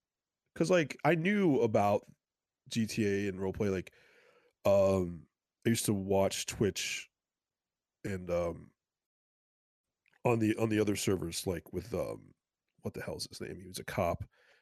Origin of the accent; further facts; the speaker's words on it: Massachusetts, United States; Well, I'm from South Shore, Massachusetts, and they have like their own style of pizza. They call it South Shore bar style.